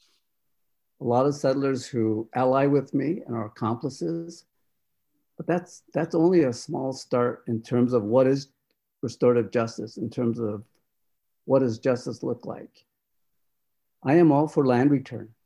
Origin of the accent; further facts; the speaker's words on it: Rosebud Sioux Reservation, South Dakota, United States; I am in my homelands that is illegally occupied by settlers